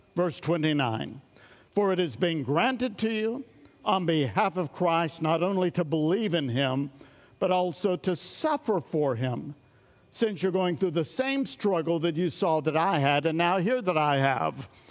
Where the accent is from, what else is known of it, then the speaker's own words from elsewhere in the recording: East Tennessee, United States; I come from East Tennessee